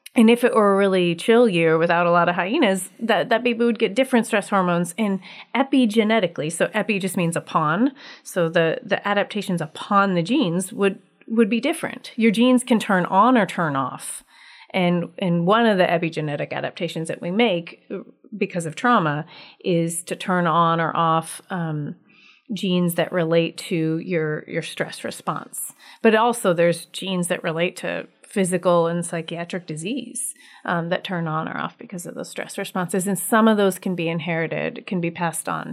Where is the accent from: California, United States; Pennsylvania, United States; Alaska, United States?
Alaska, United States; Anchorage; I am from Anchorage, grew up here, and live here